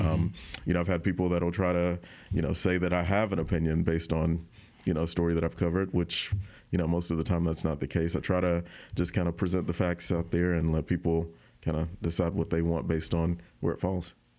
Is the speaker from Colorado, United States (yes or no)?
no; Autauga County, Alabama, United States; moved away as an adult; now in Baton Rouge, United States; I grew up in Otago County.